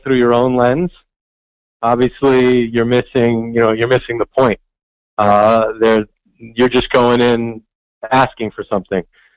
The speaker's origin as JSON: {"language": "English", "town": "New York City", "region": "New York", "country": "United States", "tie": "born or raised there", "said": "growing up in New York City"}